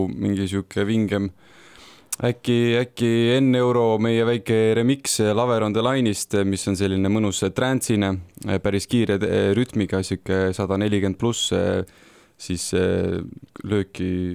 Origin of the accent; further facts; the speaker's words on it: Tartu, Tartu County, Estonia; mina olen ka Tartust pärit